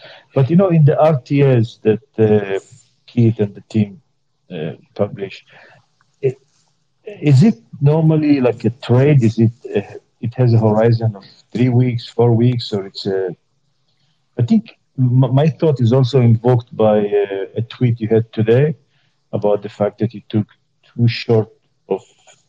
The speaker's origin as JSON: {"language": "English", "country": "Canada", "said": "I'm from Canada"}